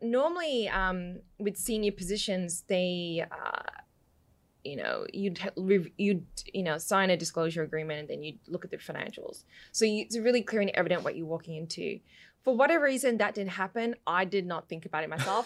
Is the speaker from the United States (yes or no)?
no; Western Victoria, Australia; accent: mixed; also born or lived in London, United Kingdom; I moved to Australia when I was four and, um, lived out west